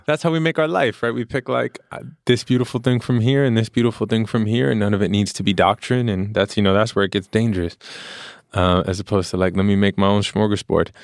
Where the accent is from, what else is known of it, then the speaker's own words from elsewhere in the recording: New York, United States; born and raised in New York